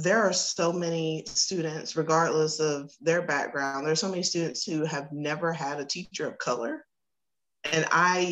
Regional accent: Northeast Texas, United States; also born or lived in Waco, Texas; I grew up in Northeast Texas and moved to Waco when I started going to Baylor

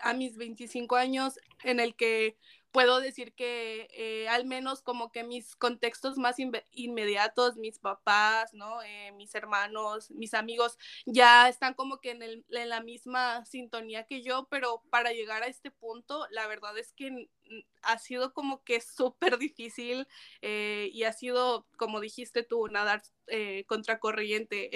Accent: Zacatecas, Mexico; yo soy de Zacatecas, un estado sumamente conservador. Eh, y, y, además yo crezco como pues también en, en ese en, ese estatus

